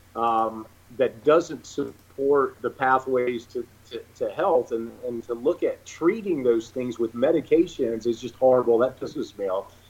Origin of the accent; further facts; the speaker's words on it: Charlotte, North Carolina, United States; I'm from, I'm born here in Charlotte, North Carolina